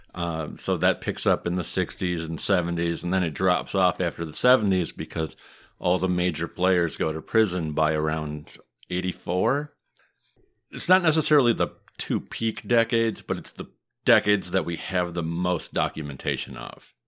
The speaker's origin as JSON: {"language": "English", "region": "Midwest", "country": "United States", "accent": "Midwest", "said": "my Midwest accent"}